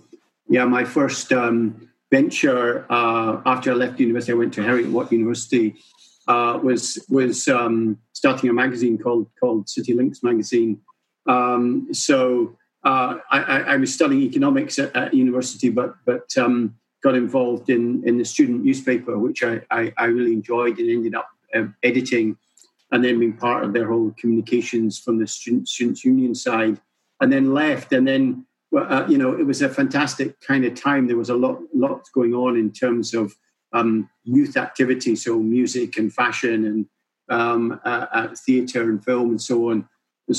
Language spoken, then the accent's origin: English; Edinburgh, Scotland, United Kingdom; I'm from Edinburgh, really. Edinburgh, kind of born and bred.